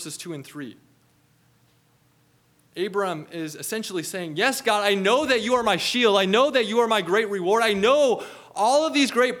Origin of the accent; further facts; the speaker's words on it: Minnesota, United States; growing up in Minnesota